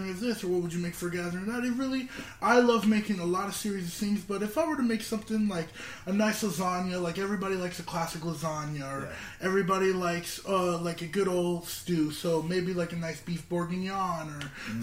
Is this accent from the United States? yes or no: yes; Southern Orange County, California, United States; born and raised in Southern Orange County